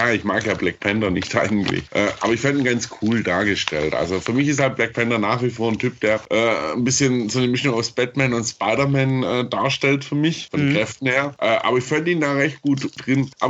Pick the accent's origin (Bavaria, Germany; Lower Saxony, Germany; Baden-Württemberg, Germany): Baden-Württemberg, Germany; Stuttgart; Ich, ich komme ja ursprünglich aus Stuttgart